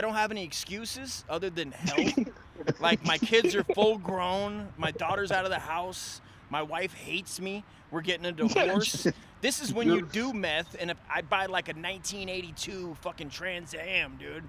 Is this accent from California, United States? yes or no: yes; California, United States; moved away as an adult; also born or lived in Florida; I'm from California, you know. I lived in different places, but I never lived. I mean, I moved to Florida after I got out of the service, you know.